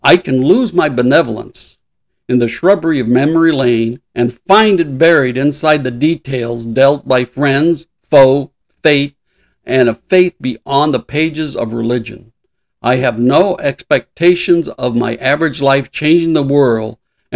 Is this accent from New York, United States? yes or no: no; Los Angeles, California, United States; I grew up in East LA.